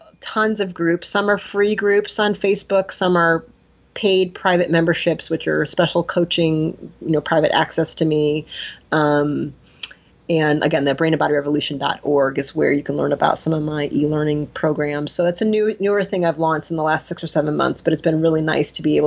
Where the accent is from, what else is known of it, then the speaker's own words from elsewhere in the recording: Detroit, Michigan, United States; I'm from Detroit.